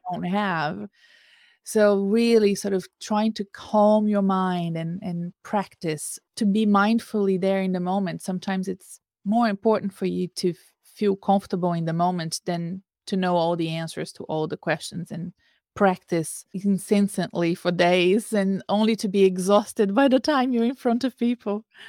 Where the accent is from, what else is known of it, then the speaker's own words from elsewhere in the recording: Brazil; moved away; back in my home country I, i'm from brazil